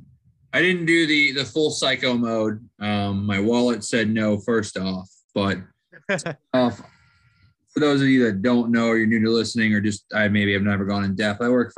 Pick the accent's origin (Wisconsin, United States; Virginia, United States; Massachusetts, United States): Virginia, United States; Salem; When I was in high school, the D3 football national championship every year was in my hometown of Salem, Virginia.